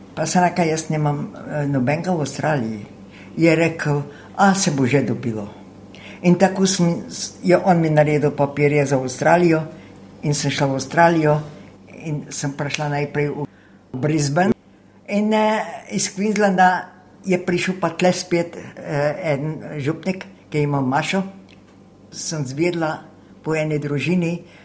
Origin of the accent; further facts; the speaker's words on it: White Carniola, Slovenia; first language Slovene; moved away as an adult; also born or lived in France; now in Sydney, Australia; Jaz sem iz Belokrajne, iz Čeple, Taritrk, ob Kolpi.